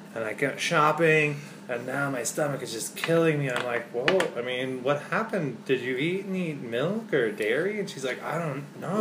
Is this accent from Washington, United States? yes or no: yes; Spokane, Washington, United States; here where I grew up in Spokane